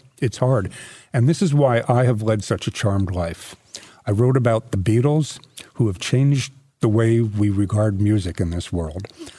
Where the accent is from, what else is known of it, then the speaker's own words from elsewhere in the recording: New York, United States; I'm a New Yorker.